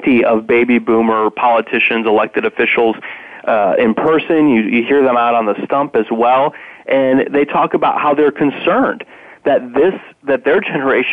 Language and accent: English; Indiana, United States; the former governor of my home state, Mitch Daniels